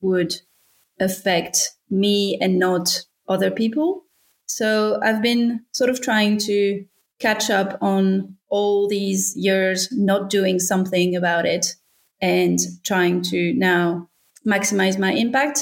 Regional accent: France; accent: French; English is a second language; moved away as an adult; now in Australia; I'm from France originally. You can probably tell from my accent, but I arrived in Australia 12 years ago.

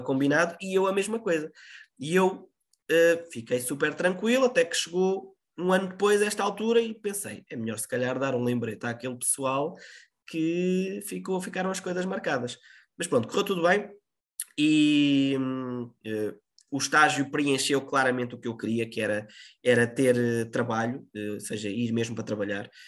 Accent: Lisbon, Portugal; moved away as an adult; now in Viseu, Portugal; eu sou de Lisboa, até porque depois uh, o próprio estágio curricular que faço é numa rádio na zona de Lisboa para regressar um bocadinho a casa

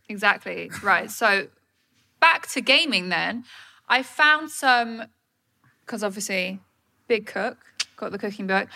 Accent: Suffolk, East of England, United Kingdom; I'm from Suffolk

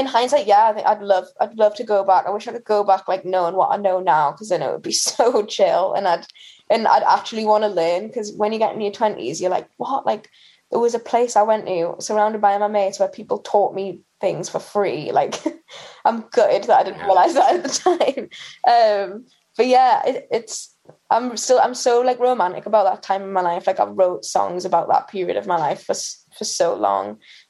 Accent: Newcastle upon Tyne, North East England, United Kingdom; In Newcastle. So yeah, I went to like an all-girls school in Newcastle

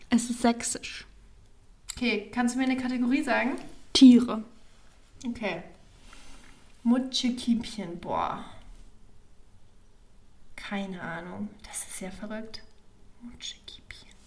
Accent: Nuremberg, Bavaria, Germany; Aus dem Nürnberg, ich komme doch aus Nürnberg.

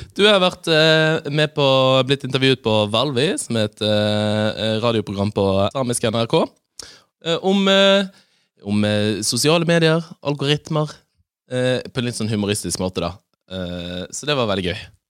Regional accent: Bergen, Vestland, Norway; som bergenser

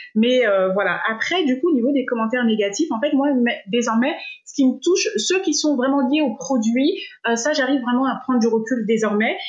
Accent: France; moved away as an adult; now in Dubai, United Arab Emirates; Je suis française

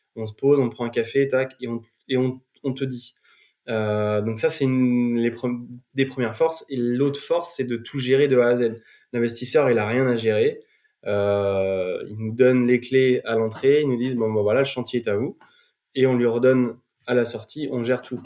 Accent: Vannes, Brittany, France; also born or lived in Nantes; moi, je suis originaire de Vannes

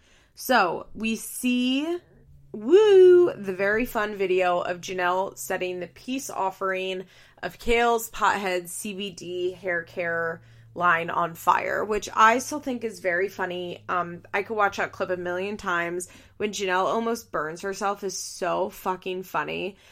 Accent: California, United States; accent: Valley Girl; apparently the reason people think that I have blonde hair is because of my Valley Girl accent, which I think is funny.

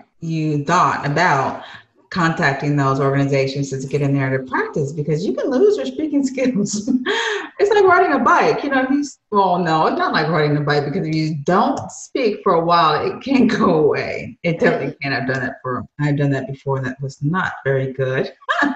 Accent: Michigan, United States; moved away; I'm from Michigan originally

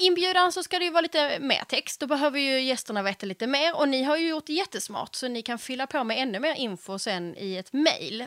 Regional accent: Skåne, Sweden; moved away as an adult; also born or lived in Stockholm; jag är från Skåne

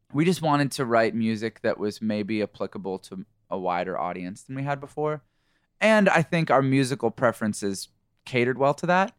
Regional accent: Canada; moved away as an adult; now in United States; We're from Canada originally, and been in the U S for about thirteen years or something like

